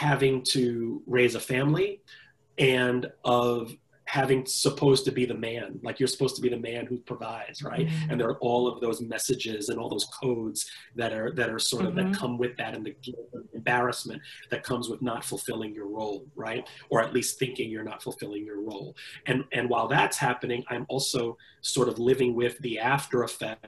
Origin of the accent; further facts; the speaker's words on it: New York City, New York, United States; I was born and raised in the Bronx, New York